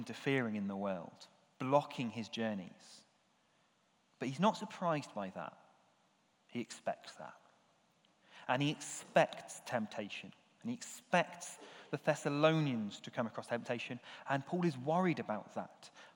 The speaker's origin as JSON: {"language": "English", "country": "United Kingdom", "said": "we're British, and physical affection, not really the done thing for us"}